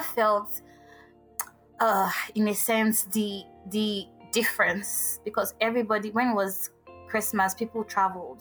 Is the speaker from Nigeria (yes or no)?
yes; Agbara, Ogun State, Nigeria; also born or lived in Imo State / Owerri; now in Lagos, Nigeria; I grew up somewhere in Ogun State called Agbara Estate